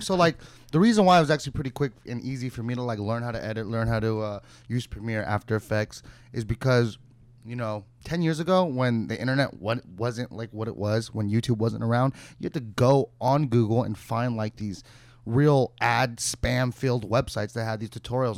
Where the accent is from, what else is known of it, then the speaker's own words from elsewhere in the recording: Santa Clarita, California, United States; I was working at like a boutique in my, my city where I grew up